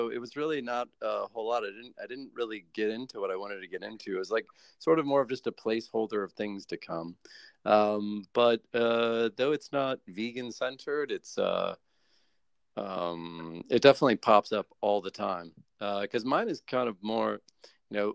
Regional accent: United States; I'm American

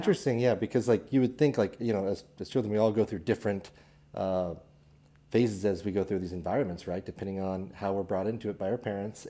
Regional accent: Kearney, Missouri, United States; I'm from Kansas City originally, a little town up north called Kearney. Uh, grew up in a home building family

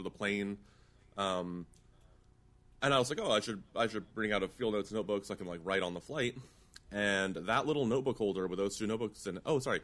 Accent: East Coast, United States; I grew up on the East Coast mostly

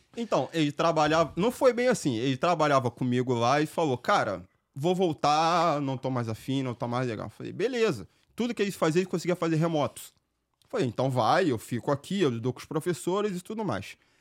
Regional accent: Rio de Janeiro, Brazil; accent: carioca; moved away as an adult; now in Nashua, United States; Eu sou um carioca, não sei se dá para vocês entenderem por conta do meu sotaque, meu sotaque é muito forte.

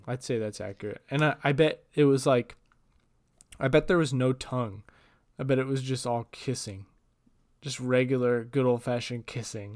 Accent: Portland, Oregon, United States; I am from Portland

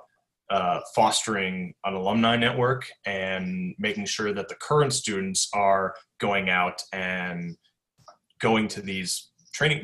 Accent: United States; as an American

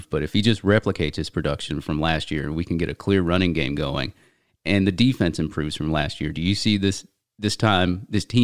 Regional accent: Jacksonville, Florida, United States; I'm from Jacksonville

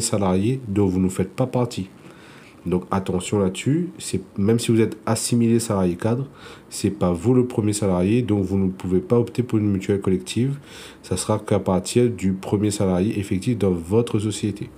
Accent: Réunion; je suis originaire euh, de l'île de la Réunion

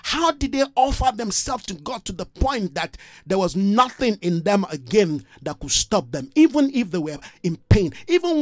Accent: Nigeria; I'm a Nigerian, but I am not of Nigeria

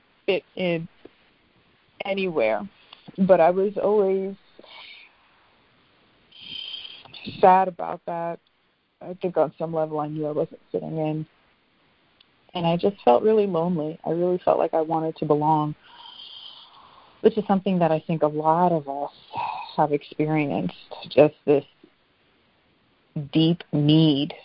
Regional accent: New York City, New York, United States; I grew up in Brooklyn as an only child in the 80s and 90s

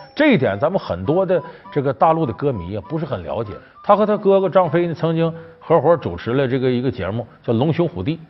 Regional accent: Northeast China, China; 我这老家在东北

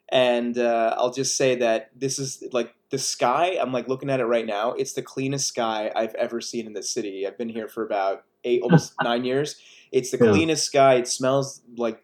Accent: United States; moved away as an adult; also born or lived in Switzerland / New York / Prague, Czech Republic; now in Los Angeles, United States; lived in New Jersey and in the suburbs of Philly predominantly, which is where I went to spend primary school, high school

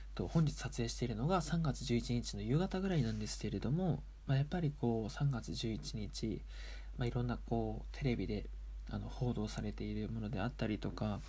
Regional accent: Aomori, Japan; also born or lived in Sendai; 一応青森県出身ですし

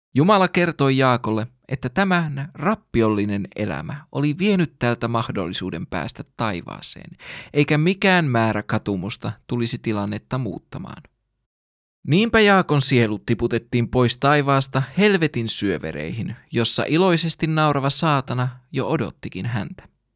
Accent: Finland

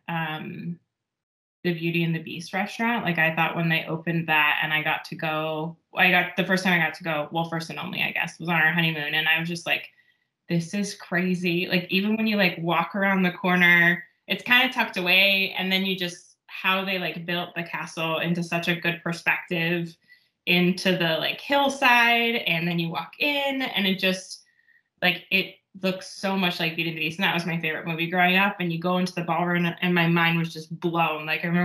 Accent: Seattle, Washington, United States; I'm a West Coaster, been mm-hmm. my whole life. Like I grew up in the Seattle area

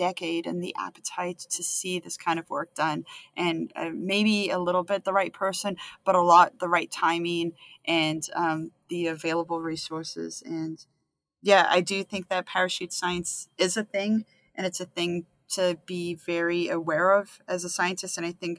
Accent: Canada; And so as a Canadian scientist

